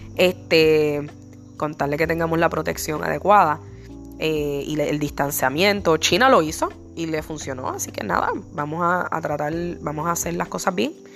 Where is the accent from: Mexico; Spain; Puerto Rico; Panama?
Puerto Rico; yo soy negra porque yo soy boricua, y los boricuas somos español, taíno y negro